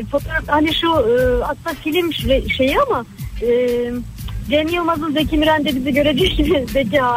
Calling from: Ankara, Turkey; ben Ankara'dan.

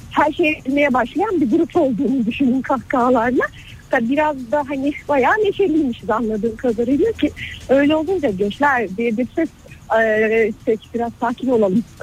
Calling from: Ankara, Turkey

